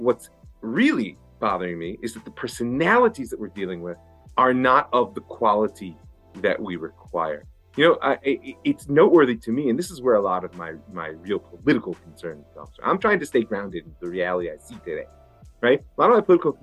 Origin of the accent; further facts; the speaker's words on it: United States; now in Israel; as an American